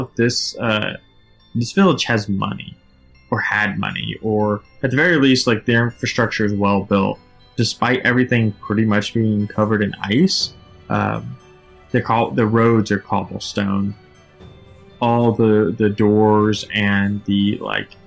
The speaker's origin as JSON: {"language": "English", "town": "Nashville", "region": "Tennessee", "country": "United States", "tie": "born or raised there", "said": "Nashville, which is my hometown"}